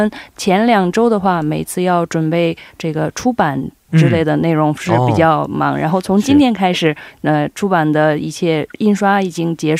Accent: Xi'an, Shaanxi, China; moved away; 我的故乡是在西安，

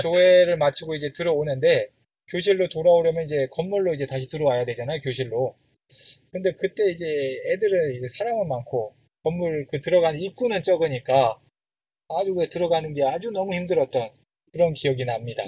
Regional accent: South Korea; 한국에서 태어나서 한국에서 자랐는데

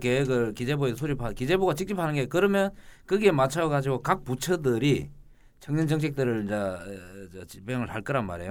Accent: Gyeongsang, South Korea; 왜 내가 고향이 경상도라고 해서

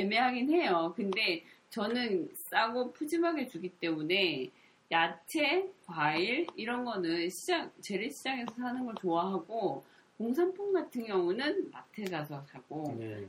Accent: Gyeongsang, South Korea; moved away as an adult; also born or lived in Seoul; now in Gyeongju, South Korea; 제가 경상도에서 자랐지만

